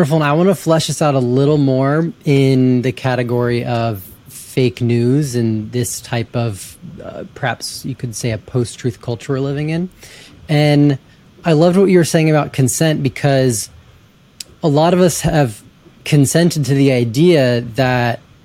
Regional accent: Georgia, United States; born or raised there

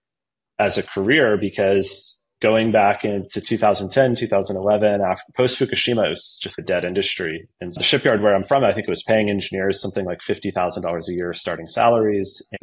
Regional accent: Virginia Beach, Virginia, United States; I grew up in Virginia Beach, Norfolk, Virginia, that area, Hampton Roads, as people call it.

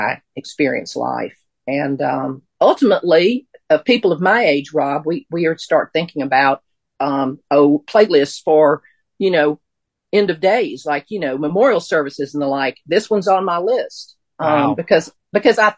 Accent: Mississippi, United States; moved away as an adult; also born or lived in Western North Carolina; I grew up in Mississippi. I went to college in Mississippi.

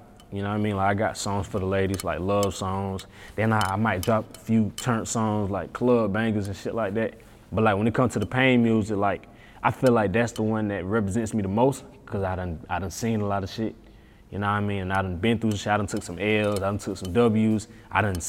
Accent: Atlanta, Georgia, United States; I'm from Atlanta

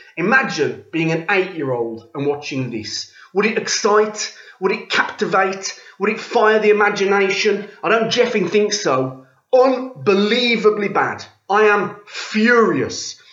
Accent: United Kingdom; now in France; being British

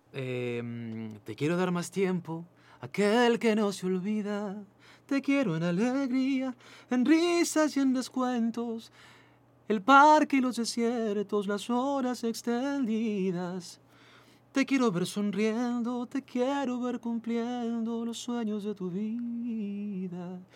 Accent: Peru; moved away as an adult; also born or lived in Chile; fueron más de 180 mil peruanos que en esa época salimos

